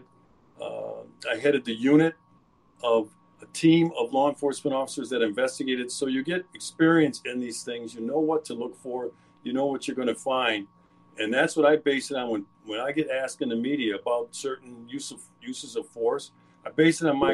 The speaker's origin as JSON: {"language": "English", "town": "Milwaukee", "region": "Wisconsin", "country": "United States", "tie": "born or raised there", "said": "I was born and raised in Milwaukee, so been throughout the state"}